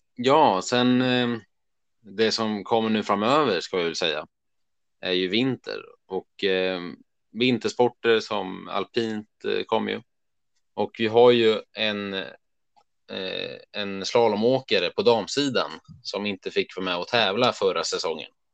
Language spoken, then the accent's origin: Swedish; Örebro, Örebro County, Sweden; vi är från Örebro